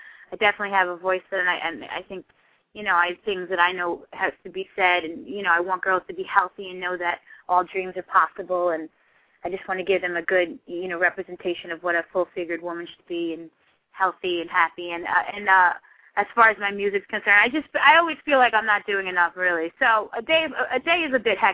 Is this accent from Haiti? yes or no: yes; Haiti; moved away; I grew up in Haiti as well